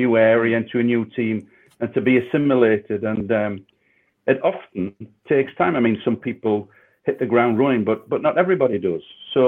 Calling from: Rotherham, Yorkshire and the Humber, United Kingdom; And I'm glad I'm live from Rotherham and speaking to you guys eventually.

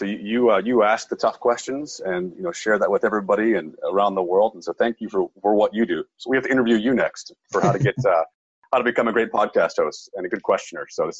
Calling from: Pittsburgh, Pennsylvania, United States; I'm calling in from southwestern Pennsylvania, Pittsburgh specifically.

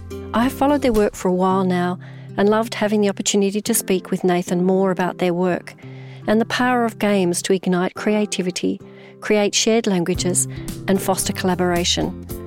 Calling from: Brisbane, Queensland, Australia; Well, I'm joining you from Meanjin in Brisbane, the land of the Yuggera and Turrbal people.

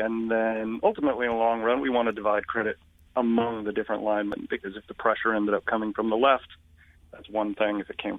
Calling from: Connecticut, United States; I am in Connecticut, near my old ESPN stomping grounds.

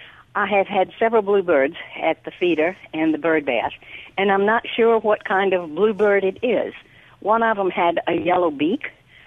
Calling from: Meridian, Mississippi, United States; Meridian, right in the middle of the state next to the Alabama line.

